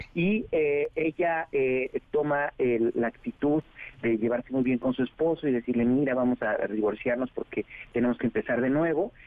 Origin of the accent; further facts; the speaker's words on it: Oaxaca, Mexico; yo que soy de Oaxaca, de un pequeño pueblito